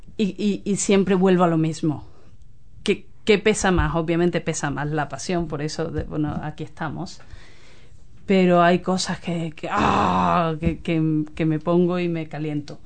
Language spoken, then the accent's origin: Spanish; Cádiz, Andalusia, Spain; moved away as an adult; also born or lived in London; now in New Zealand; yo soy de Cádiz.